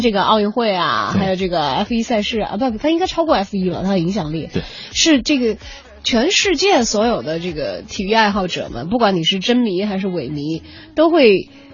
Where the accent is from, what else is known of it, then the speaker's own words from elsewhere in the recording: Chongqing, China; 小的时候在重庆看比赛的时候都会